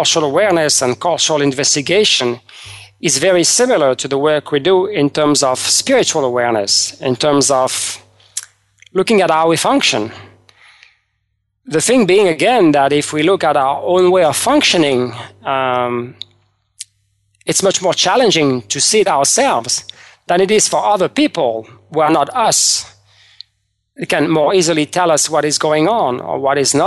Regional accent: France; moved away; I was raised in France

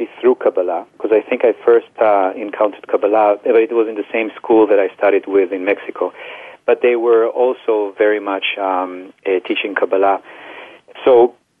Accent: Israel; now in United States; I grew up in Israel

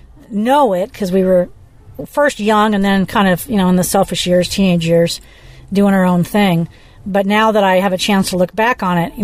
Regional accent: Beaufort, South Carolina, United States; born there; also born or lived in Cherry Point, North Carolina; I was born in Beaufort, South Carolina. I remember doing kindergarten age in Cherry Point, North Carolina.

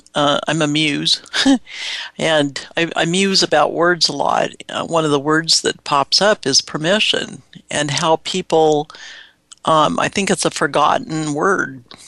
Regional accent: Seattle, Washington, United States; I'm from Seattle area, so we have lots of rain and we have lots of puddles.

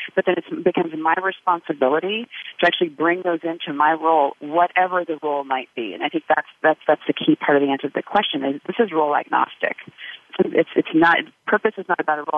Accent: United States; also born or lived in Uganda; as an American

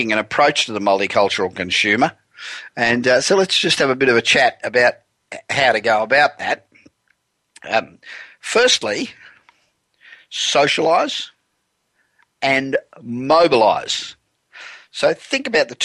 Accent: Los Angeles, California, United States; we're coming to you this week from my hometown of Los Angeles.

